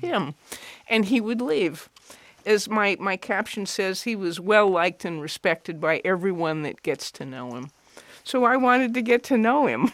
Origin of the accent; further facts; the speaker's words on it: Cheyenne, Wyoming, United States; I grew up in Cheyenne, Wyoming